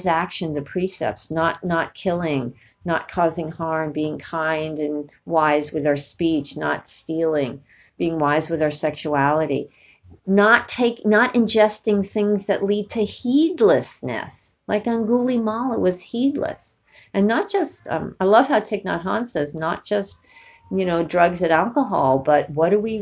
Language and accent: English; East Coast, United States; growing up on the East Coast, as I did